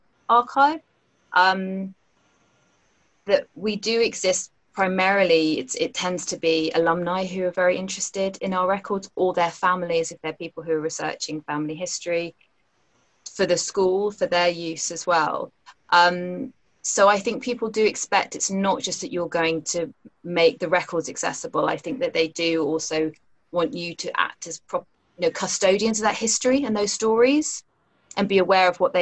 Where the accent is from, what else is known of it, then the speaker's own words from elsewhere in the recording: London, United Kingdom; I grew up in Wimbledon, so I know the area well